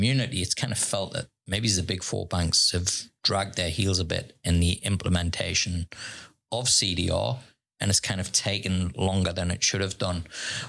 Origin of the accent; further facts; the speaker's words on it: Australia; moved away; also born or lived in United Kingdom; as an Australian